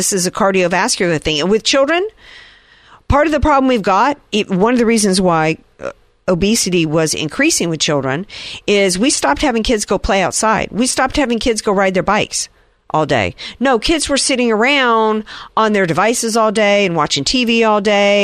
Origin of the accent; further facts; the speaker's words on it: the South, United States; I grew up in the South at a time in which people still smoked